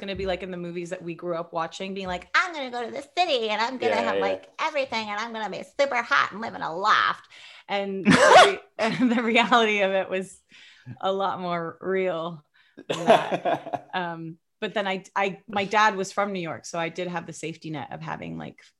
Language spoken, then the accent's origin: English; England, United Kingdom; accent: English; So I got rid of my English accent.